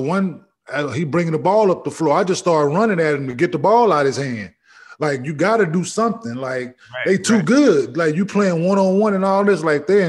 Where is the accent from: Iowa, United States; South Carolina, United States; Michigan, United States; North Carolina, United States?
Michigan, United States; Saginaw; believe it or not, I was born in Saginaw.